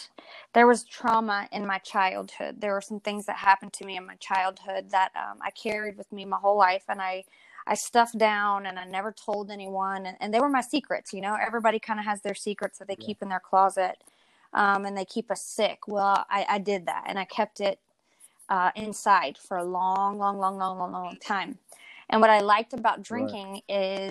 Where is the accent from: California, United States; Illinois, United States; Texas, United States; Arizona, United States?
Texas, United States; College Station; moved away as an adult; now in Plant City, United States; I pretty much grew up with my mom growing up in College Station